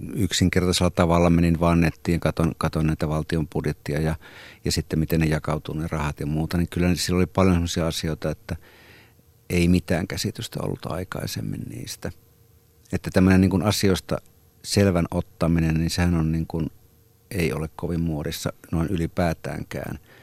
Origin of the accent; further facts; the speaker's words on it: Rautalampi, North Savo, Finland; Rautalampi, josta itse olen Pohjois-Savosta niin kuin viettänyt aikaani niin lapsena